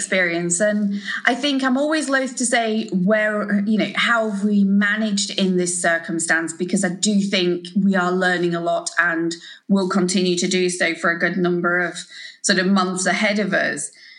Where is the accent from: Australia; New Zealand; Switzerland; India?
New Zealand; also born or lived in Yorkshire, England; Yeah, so I was born in Yorkshire, very much to, I would say, traditional Yorkshire grandparents, certainly very sort of Yorkshire folk. And then when I was sort of fairly young, around sort of seven, we moved out to New Zealand.